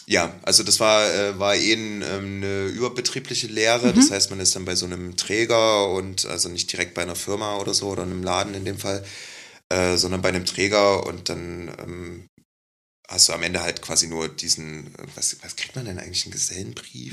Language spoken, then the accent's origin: German; Leipzig, Saxony, Germany; ich komme aus Leipzig